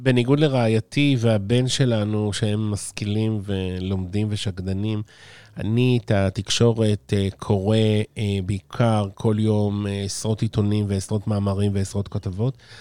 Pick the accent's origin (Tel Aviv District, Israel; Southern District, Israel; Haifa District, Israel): Tel Aviv District, Israel; Ramat Gan; moved away as an adult; now in Savyon, Israel; נולדתי ברמת גן